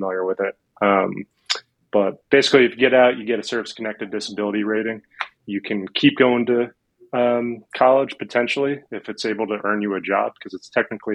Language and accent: English; New York, United States; I'm from New York. I was born here